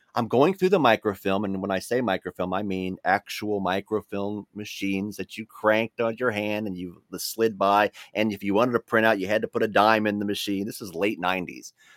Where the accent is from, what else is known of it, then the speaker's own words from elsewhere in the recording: Covington, Kentucky, United States; my hometown of Covington, Kentucky